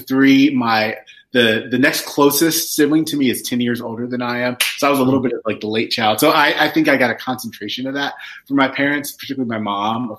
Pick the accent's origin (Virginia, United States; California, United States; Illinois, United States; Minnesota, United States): Virginia, United States; southwestern; I grew up in Virginia, in southwestern Virginia